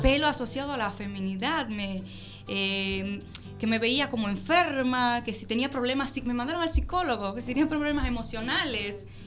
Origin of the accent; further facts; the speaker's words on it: Dominican Republic; now in Argentina; yo soy dominicana